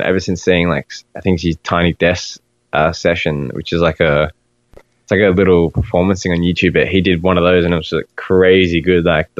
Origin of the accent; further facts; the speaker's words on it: Australia; And I'm like, dude, like we're Australian. Like we don't refer to anything as bleachers.